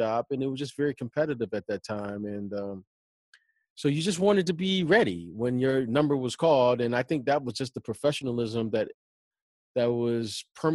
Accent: Detroit, Michigan, United States; I grew up growing up in Detroit

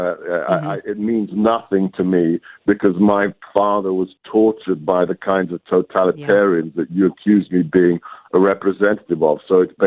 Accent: United Kingdom; moved away as an adult; also born or lived in Hungary / Europe; now in United States; I grew up in the UK

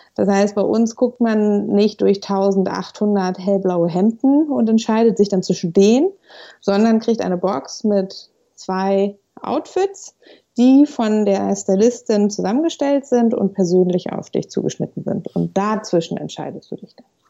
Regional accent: Hamburg, Germany; moved away as an adult; also born or lived in Freiburg; ich bin äh, gebürtige Hamburgerin

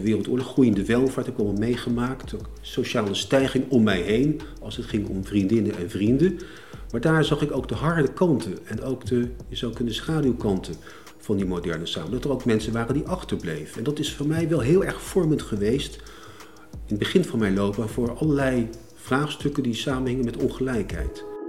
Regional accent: Leidschendam, South Holland, Netherlands; also born or lived in The Hague; geboren in Den Haag, opgroeiend in Leidschendam

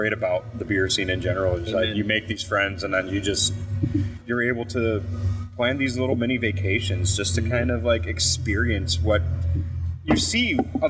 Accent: Buffalo, New York, United States; We are more Canadian than we are New York City.

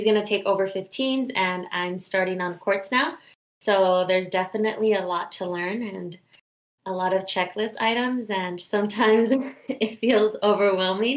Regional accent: Long Beach, California, United States; I'm from Long Beach, California

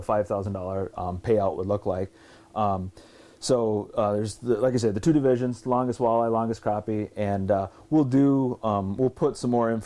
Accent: Brainerd, Minnesota, United States; we're from Brainerd

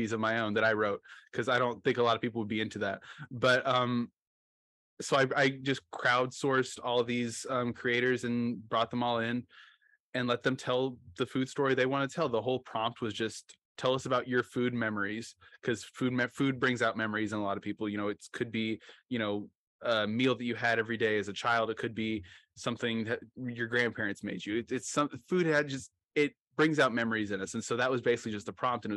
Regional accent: Oklahoma, United States; I'm from Oklahoma

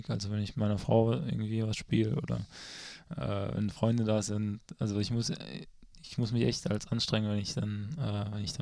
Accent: Freiburg, Baden-Württemberg, Germany; und ich als Freiburger habe da natürlich ja schon jede Ecke gesehen.

